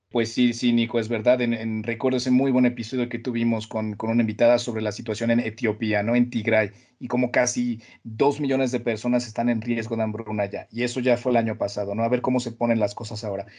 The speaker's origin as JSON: {"language": "Spanish", "country": "Mexico", "said": "de donde vengo, ¿no? De, la, Latinoamérica"}